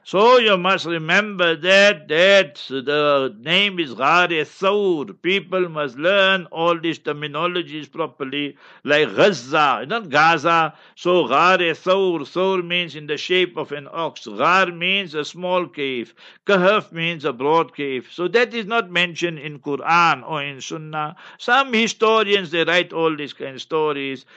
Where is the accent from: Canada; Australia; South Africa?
South Africa; Heidelberg, Gauteng; I was born in a location, African location. Sometimes when I go to Heidelberg, my hometown